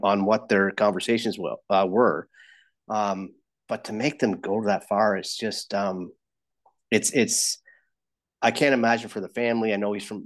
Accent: London, Ontario, Canada; I'm from London, but I'm in Toronto right now

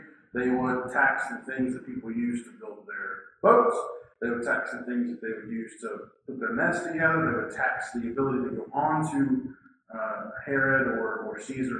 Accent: West Virginia, United States; Maybe you have heard the pejorative term that we are referred to by our stately neighbors. We're the hillbillies from West Virginia.

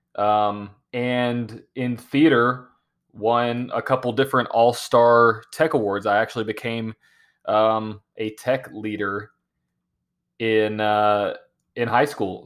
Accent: Nashville, Tennessee, United States; born and raised in Nashville, Tennessee

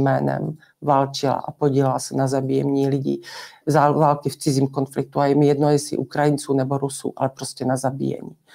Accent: Czechia

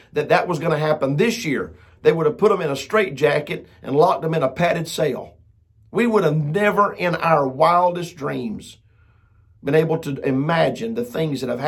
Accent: United States; I'm proud to be an American

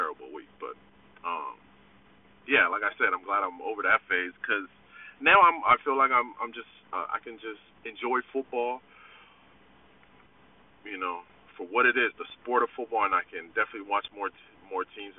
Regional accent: the Bay Area, California, United States; I'm from the Bay

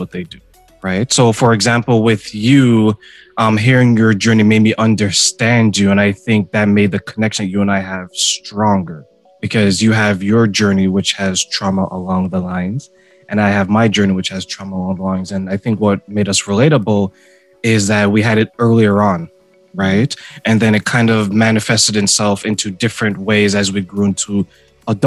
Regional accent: Ontario, Canada; also born or lived in Montreal, Quebec, Canada; I was born in Montreal, Quebec, Canada, and then we were reunited in Ontario

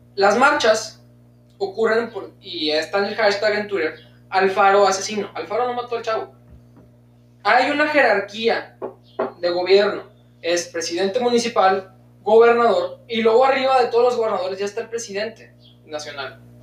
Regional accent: Mexico; nosotros como mexicanos, ya como latinoamericanos

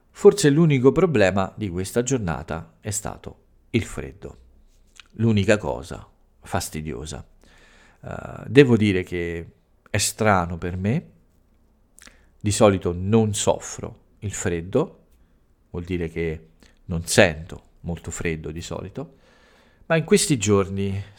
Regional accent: Italy; ho parlato un po' delle origini e di alcuni fatti più importanti accaduti nel mio paese, alcuni momenti importanti eh, nella eh, lotta per i diritti eh, delle donne nel, eh, in Italia.

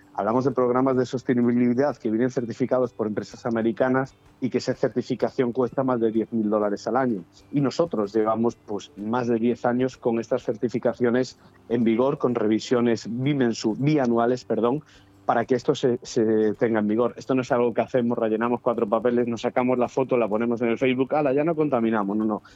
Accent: Galicia, Spain; moved away; yo que soy gallego

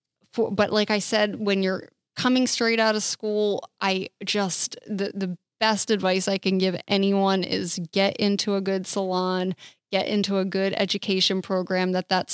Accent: New Jersey, United States; now in Florida, United States; I'm from New Jersey, where it's actually illegal

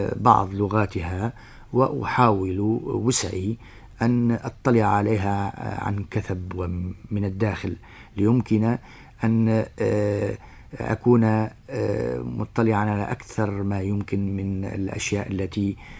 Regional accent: Sfax, Sfax Governorate, Tunisia; moved away as an adult; also born or lived in Paris, France; من مواليد الساقس من سنة 31 26 ديسمبر 1931 نعم. ودرست بها الحصتين الابتدائية والثانوية

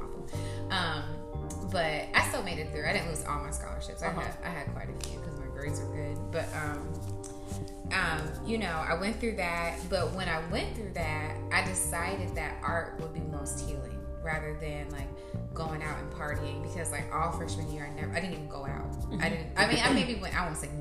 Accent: Indianapolis, Indiana, United States; I'm from Indianapolis, Indiana

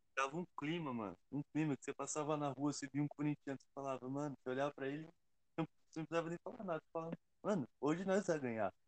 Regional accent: Diadema, São Paulo, Brazil; Eu sou de Diadema, Estopim é aqui do lado da minha casa

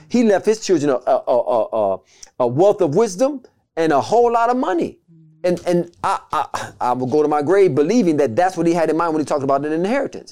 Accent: United States; being in America, we're American citizens

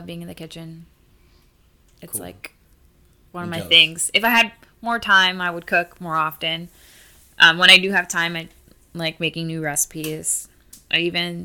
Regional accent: Miami, Florida, United States; growing up in Miami too, I grew up with a lot of Hispanics

